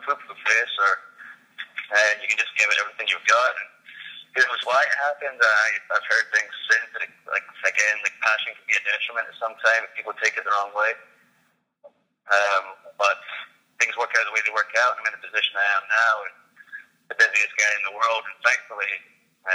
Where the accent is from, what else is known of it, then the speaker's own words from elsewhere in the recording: Scotland, United Kingdom; He'd be in my home country.